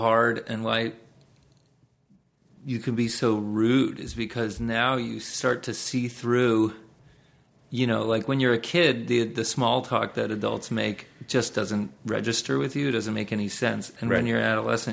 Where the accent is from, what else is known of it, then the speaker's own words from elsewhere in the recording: Los Angeles, California, United States; I grew up in Los Angeles